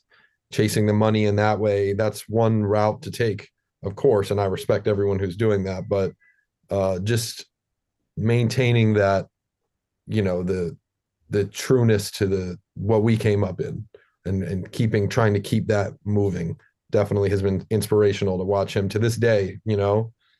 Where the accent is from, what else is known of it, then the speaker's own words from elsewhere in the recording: New York City, New York, United States; Like, you know, like we're both born and raised in New York City. So we came up in the scene